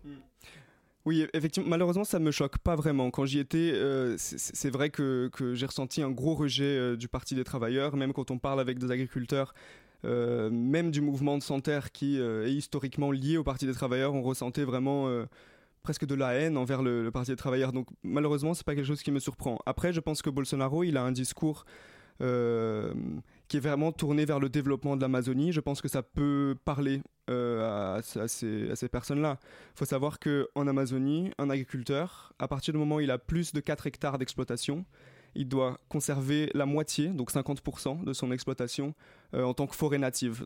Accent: Rio de Janeiro, Brazil; moved away; J'ai grandi à Rio, j'ai vécu au Brésil.

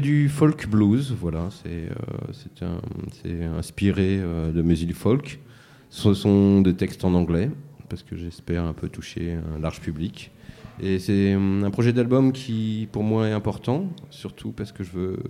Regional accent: Mantes-la-Jolie, Île-de-France, France; also born or lived in Paris; now in Saint-Denis, France; Mantes-la-Jolie. Et puis rapidement, très rapidement sur Paris pendant assez longtemps. Et Saint-Denis depuis 9 ans maintenant

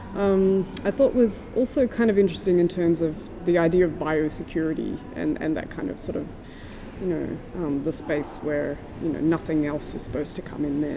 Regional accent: Tasmania, Australia; now in New Zealand; I'm from Tasmania, but I live in New Zealand.

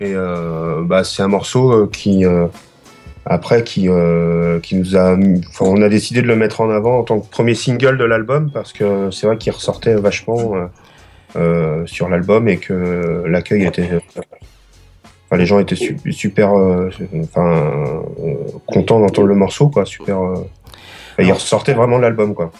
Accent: Rennes, Brittany, France; je suis de Rennes

